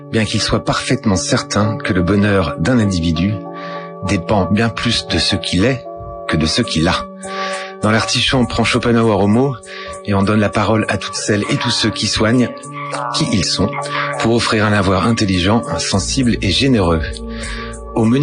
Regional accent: Angers, Pays de la Loire, France; born there; Je suis né à Angers. Euh, je suis né à Angers, euh, à la clinique de l'Anjou, je crois.

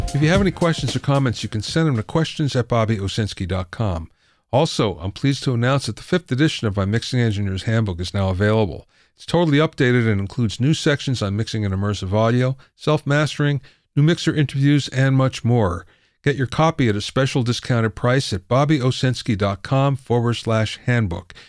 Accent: near Pottsville, Pennsylvania, United States; moved away; I'm from Pennsylvania, too, but the other side of the state

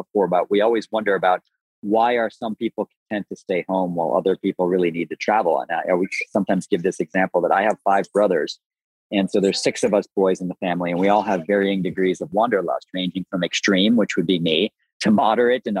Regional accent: Buffalo, New York, United States; I grew up in the Great Lakes region. I grew up in Buffalo

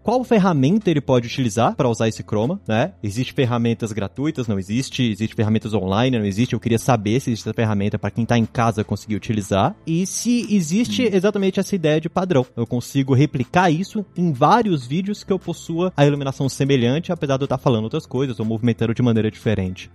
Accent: Brasília, Federal District, Brazil; Eu mesmo sou de Brasília

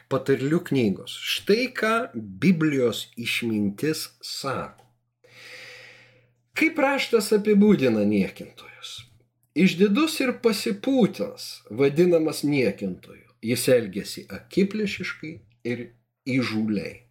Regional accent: Lithuania; mes augom Sovietų Sąjungoje, mes negalėjom išvažiuoti jokią valstybę.

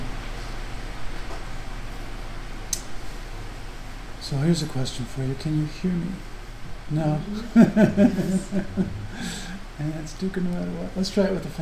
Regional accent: Phoenix, Arizona, United States; I grew up in Phoenix, Arizona

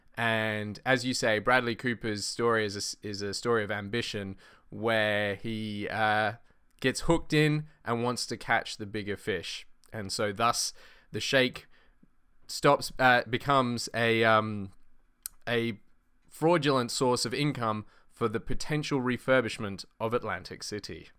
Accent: Australia; I'm Australian

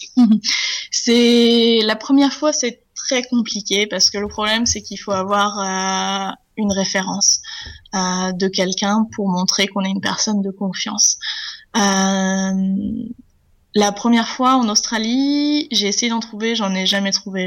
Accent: Charente-Maritime, Nouvelle-Aquitaine, France; moved away; je viens de Charente-Maritime en France

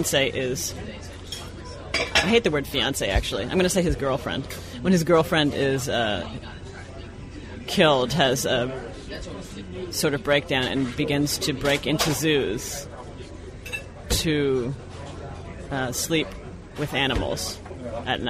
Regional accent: Toronto, Ontario, Canada; moved away as an adult; also born or lived in Boston; I was born in Boston, but I grew up in Toronto from when I was like 2 to when I went off to college

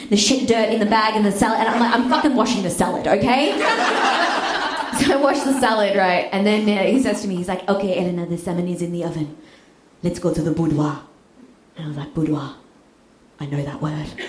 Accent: Australia; I'm Australian, I barely speak English properly

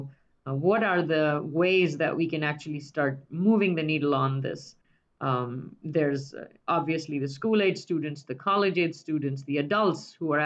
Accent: India; moved away; I grew up in India in a university town

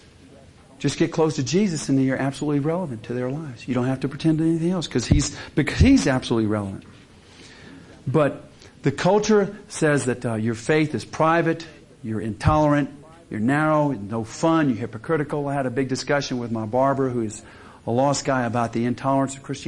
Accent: the South, United States; I grew up in the South

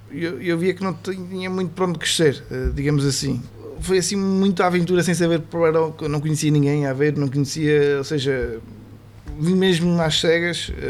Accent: Vila Pouca de Aguiar, Norte, Portugal; moved away as an adult; now in Aveiro, Portugal; eu sou transmontano, sou, sou muito, gosto muito da minha região, pronto, e, e, e, vim para aqui, também já vai um bocadinho de mim defender muito a região. Eh, pronto, apesar de estar aqui há seis anos, meus filhos nasceram aqui a ver, ou seja, já me considero de haver também.

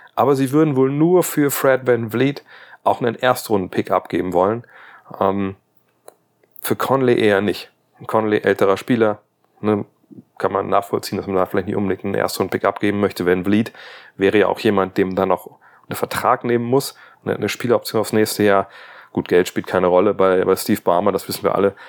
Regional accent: Wolfsburg, Lower Saxony, Germany; Werker halt, nennen wir das bei uns in Wolfsburg

